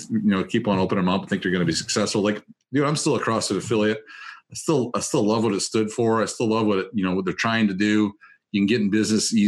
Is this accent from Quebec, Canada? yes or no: yes; Gaspé, Quebec, Canada; moved away; back where I grew up in Gaspé